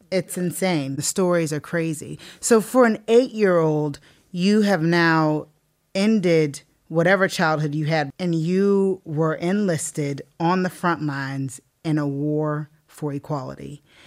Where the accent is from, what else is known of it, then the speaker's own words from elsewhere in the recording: South Carolina, United States; moved away as an adult; now in Northern Ireland; I'm from South Carolina.